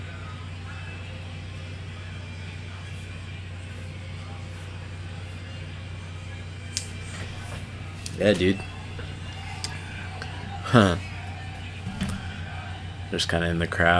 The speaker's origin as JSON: {"language": "English", "region": "Iowa", "country": "United States", "said": "I'm a kid from Iowa"}